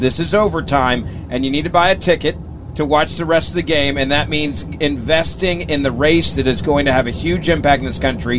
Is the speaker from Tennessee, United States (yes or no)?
yes; Memphis, Tennessee, United States; I grew up in Memphis, Tennessee